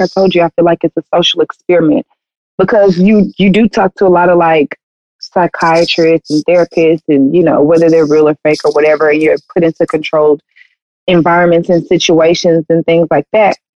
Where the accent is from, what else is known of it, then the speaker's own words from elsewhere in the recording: the South, United States; we're from the South, so people always talk like that.